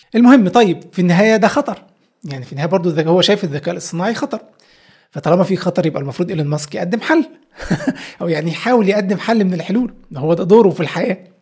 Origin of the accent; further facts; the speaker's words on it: Egypt; احنا عندنا في مصر